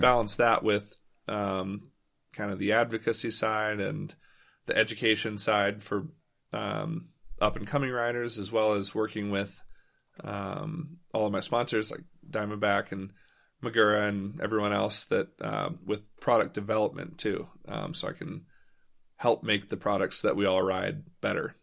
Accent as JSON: {"language": "English", "town": "Louisville", "region": "Kentucky", "country": "United States", "tie": "born or raised there", "said": "I grew up in Louisville, Kentucky, which actually was a pretty great place to ride bikes"}